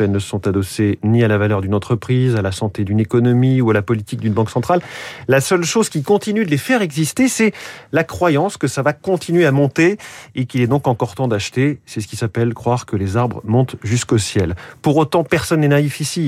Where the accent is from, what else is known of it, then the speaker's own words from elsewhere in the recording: France; chez nous en France